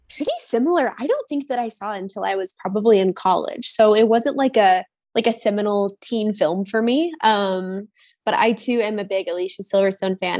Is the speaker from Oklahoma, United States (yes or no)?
no; Springfield, Missouri, United States; now in Chicago, United States; my hometown in Missouri